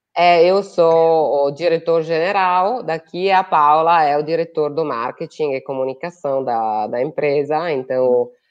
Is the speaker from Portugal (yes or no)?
no; Italy; Portuguese is a second language; moved away as an adult; also born or lived in Brazil